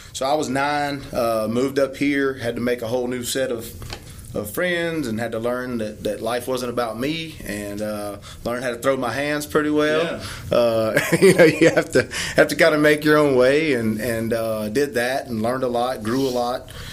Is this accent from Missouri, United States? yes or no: no; Bunkie, Louisiana, United States; I was raised in Bunkie.